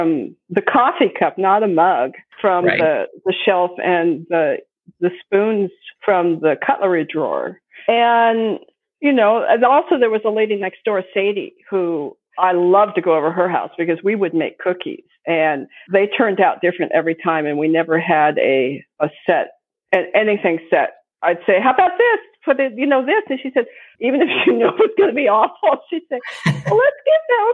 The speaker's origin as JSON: {"language": "English", "town": "Santa Barbara", "region": "California", "country": "United States", "tie": "born or raised there", "said": "I grew up in Santa Barbara"}